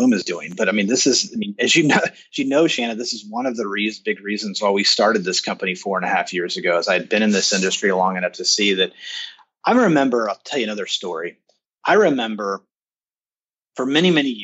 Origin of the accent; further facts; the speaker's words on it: Kansas City, Missouri, United States; I'm in Kansas City, and American Century is in my hometown